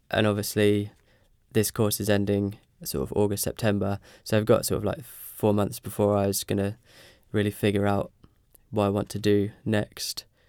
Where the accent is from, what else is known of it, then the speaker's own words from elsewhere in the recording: Ipswich, East of England, United Kingdom; moved away as an adult; now in Norwich, United Kingdom; I'm from Ipswich